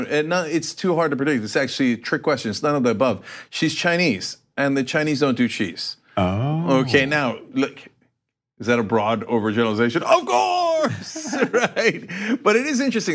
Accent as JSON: {"language": "English", "country": "Turkey", "moved": "yes", "said": "I am from Turkey"}